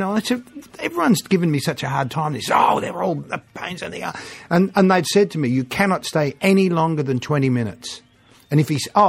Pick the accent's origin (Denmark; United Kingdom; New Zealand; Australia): Australia